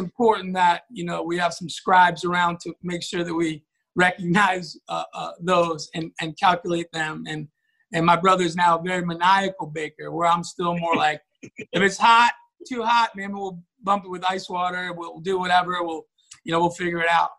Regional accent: New York, United States; growing up in New York, you know, having this little job at a pizzeria after school

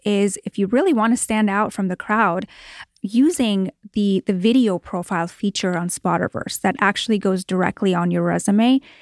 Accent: Toronto, Ontario, Canada; moved away as an adult; now in Los Angeles, United States; I grew up in Toronto, Canada, and moved here

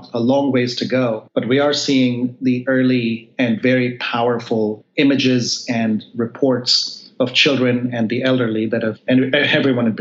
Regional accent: India; now in United States; when I grew up in India

